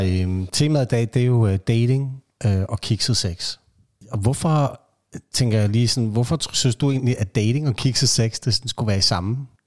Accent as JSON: {"language": "Danish", "area": "Vestegnen", "region": "Capital Region of Denmark", "country": "Denmark", "tie": "born or raised there", "said": "Jeg er opvokset på Vestegnen"}